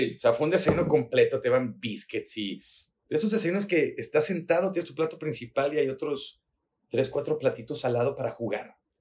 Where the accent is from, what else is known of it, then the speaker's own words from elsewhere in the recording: Mexico; also born or lived in Guadalajara; mexicanos mexicano no, no tenemos la cultura como el estadounidense o el canadiense